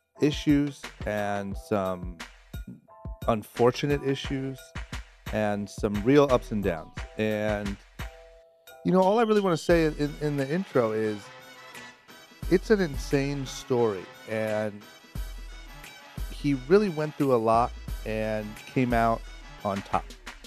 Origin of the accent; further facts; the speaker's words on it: Ohio, United States; Maurice grew up in my hometown of Ohio. He's from Youngstown, not far from where I'm from